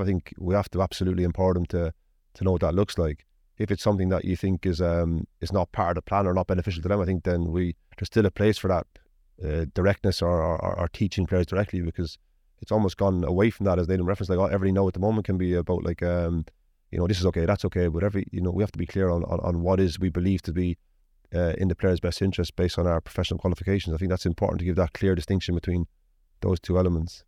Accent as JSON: {"language": "English", "country": "Ireland", "tie": "born or raised there", "also_born_or_lived": "Preston", "moved": "as an adult", "lives_now": "Manchester, United Kingdom", "said": "I ended up staying in the League of Ireland as a 16 year old and then stayed there until I was 21"}